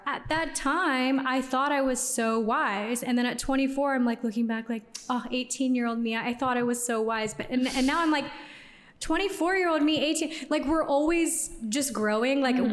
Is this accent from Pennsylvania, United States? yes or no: no; Houston, Texas, United States; moved away as an adult; also born or lived in New York; now in Los Angeles, United States; I'm from Houston. Okay. So I'm a Texan by heart, but I've been out of Houston for 11 years now.